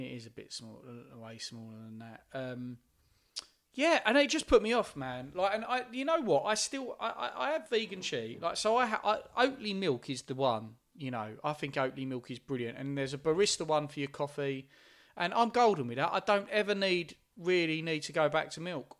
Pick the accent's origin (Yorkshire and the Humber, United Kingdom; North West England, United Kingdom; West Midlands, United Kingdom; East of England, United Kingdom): East of England, United Kingdom; Essex; growing up in Essex, mo, m, most of the people I was hanging out with was white.